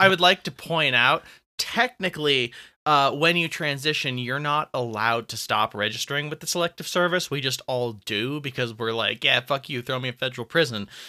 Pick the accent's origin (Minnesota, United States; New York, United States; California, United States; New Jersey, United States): California, United States; now in Colorado, United States; I am from California, but I'm not now